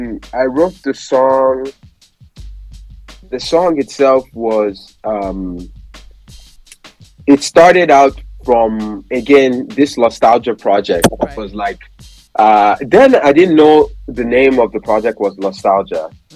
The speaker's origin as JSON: {"language": "English", "country": "Nigeria", "said": "just that memorabilia of like, being Nigerian. And like, you know, at that point, I was so proud to be Nigerian."}